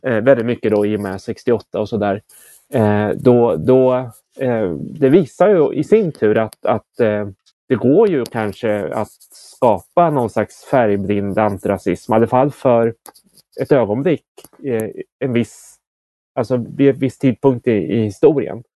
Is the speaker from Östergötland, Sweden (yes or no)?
yes; Motala, Östergötland, Sweden; när jag växte upp i Motala